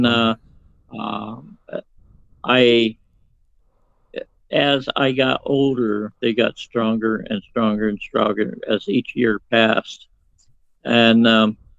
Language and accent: English; Phoenix, Arizona, United States; I was born in 1949 in Phoenix, Arizona, in the United States.